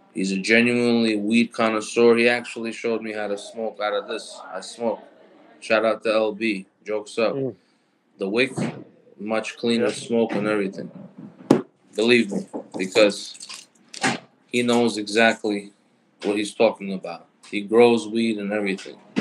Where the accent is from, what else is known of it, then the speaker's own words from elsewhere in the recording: New York City, New York, United States; also born or lived in Brooklyn / Queens; I was born and raised in New York, so you know. And then my family was from Brooklyn. Then we moved out to Queens